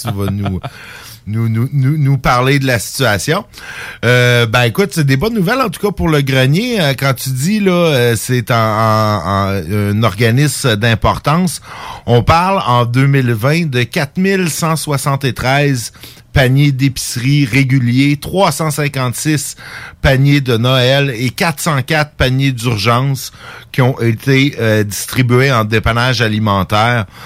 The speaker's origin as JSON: {"language": "French", "town": "Saint-Jérôme", "region": "Quebec", "country": "Canada", "tie": "born or raised there", "said": "c'est ma ville natale"}